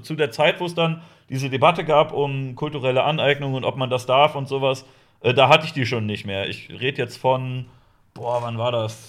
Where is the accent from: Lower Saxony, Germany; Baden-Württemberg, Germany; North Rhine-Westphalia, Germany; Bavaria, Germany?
Lower Saxony, Germany; Ich komme eigentlich aus, äh, aus Niedersachsen